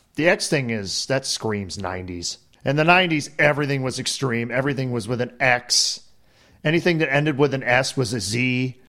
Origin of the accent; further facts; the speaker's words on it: United States; being the American here